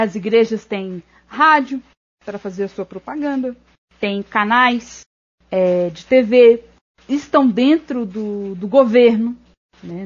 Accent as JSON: {"language": "Portuguese", "town": "Ribeirão das Neves", "region": "Minas Gerais", "country": "Brazil", "said": "eu sou de Ribeirão das Neves, e, que é uma cidade aqui da região metropolitana"}